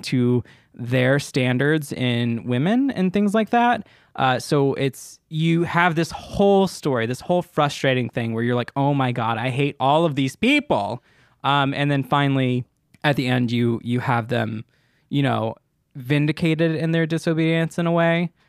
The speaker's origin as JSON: {"language": "English", "country": "United States", "said": "me as an American viewer, an American viewer who is not, um, in a formal religion like"}